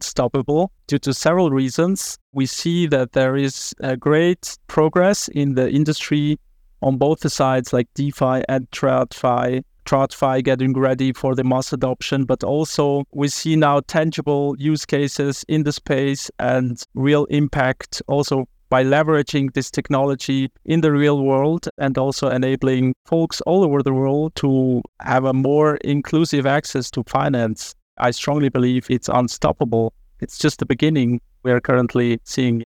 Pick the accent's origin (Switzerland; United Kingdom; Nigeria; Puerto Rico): Switzerland; Zurich; I was raised in Zurich